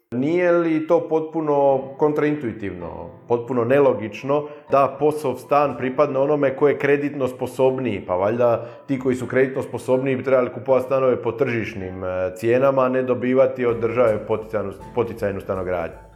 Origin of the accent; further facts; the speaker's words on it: Dalmatia, Croatia; ovdje kod nas u Dalmaciji